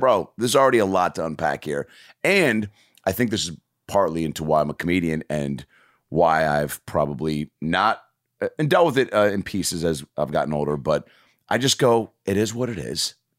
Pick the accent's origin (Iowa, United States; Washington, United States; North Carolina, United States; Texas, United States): Washington, United States; Lake Forest Park; I'm growing up in Lake Forest Park, Washington